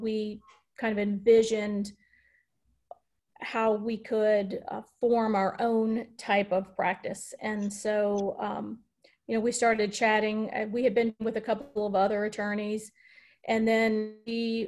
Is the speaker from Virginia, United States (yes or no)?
yes; Norfolk, Virginia, United States; moved away as an adult; my hometown community here in Norfolk